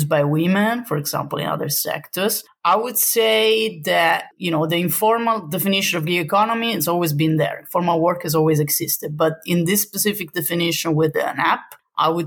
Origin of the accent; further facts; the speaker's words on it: Southern Italy, Italy; moved away; I'm not from the north, I'm from the south.